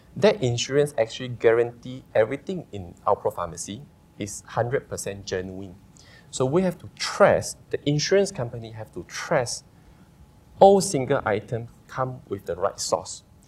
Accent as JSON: {"language": "English", "town": "Sarikei", "region": "Sarawak", "country": "Malaysia", "tie": "born or raised there", "also_born_or_lived": "Australia", "said": "I'm originally from Sarikei, uh, born and raised in Sarikei."}